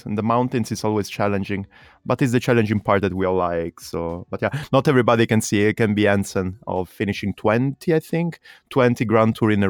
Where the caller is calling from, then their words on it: Berlin, Germany; English is a second language; Just because you know that I'm talking from Berlin, that's why you mentioned Jens Voigt.